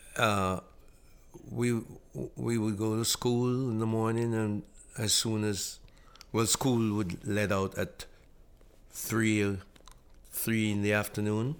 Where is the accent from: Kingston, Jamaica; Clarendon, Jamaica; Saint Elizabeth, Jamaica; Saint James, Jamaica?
Saint James, Jamaica; Montego Bay; now in Toronto, Canada; a young man growing up in Monteaguay, Jamaica